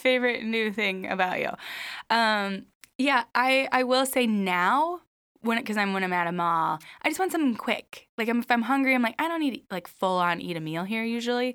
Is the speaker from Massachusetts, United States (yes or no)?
no; Minnesota, United States; I'm from Minnesota